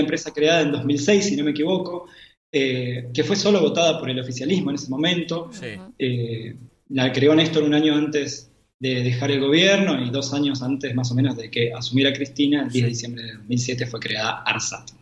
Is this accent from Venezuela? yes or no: no; Argentina; nosotros eh, como argentinos